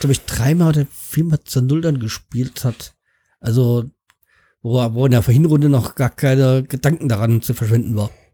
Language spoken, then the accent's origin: German; Hanau, Hesse, Germany; Hanau 93, also ähm, mein Heimatverein